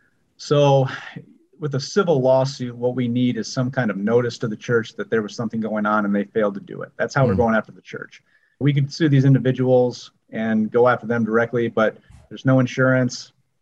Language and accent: English; Rockford, Illinois, United States; also born or lived in Springfield; And I grew up in Rockford, have lived here my whole life, except for when I was at school and a few years down in Springfield with Fred's office.